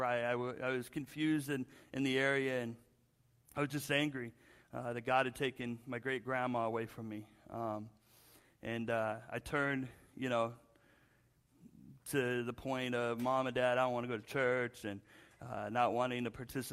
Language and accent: English; Spokane, Washington, United States; moved away as an adult; also born or lived in Seattle, Washington; I grew up in Washington State, Spokane